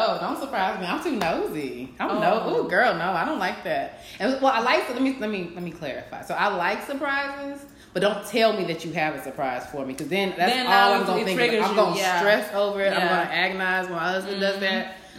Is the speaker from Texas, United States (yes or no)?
yes; Austin, Texas, United States; first language English; I grew up in Austin, Texas.